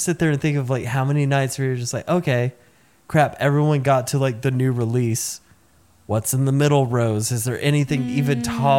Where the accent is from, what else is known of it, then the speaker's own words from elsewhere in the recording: the South, United States; Apparently, I say Coke because I'm from the South